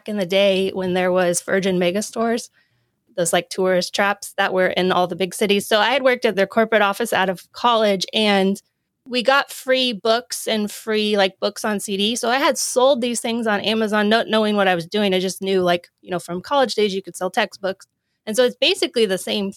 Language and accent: English; Oregon, United States; moved away as an adult; I go home. I'm from Oregon. So I go home a lot